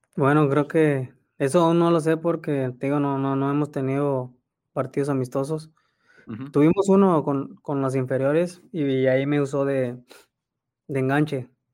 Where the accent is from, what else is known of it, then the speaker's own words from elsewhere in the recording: Mexico; como mexicano